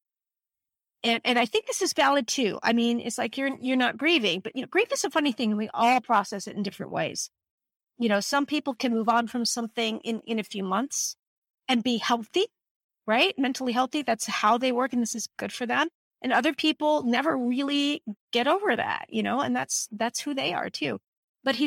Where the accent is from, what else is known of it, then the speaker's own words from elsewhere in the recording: Northern Virginia, United States; now in California, United States; I'm from Northern Virginia and I'm in California